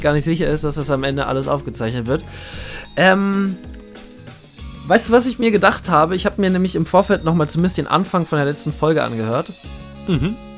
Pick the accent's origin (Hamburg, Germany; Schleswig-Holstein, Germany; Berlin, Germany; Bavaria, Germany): Berlin, Germany; wir kommen beide aus Berlin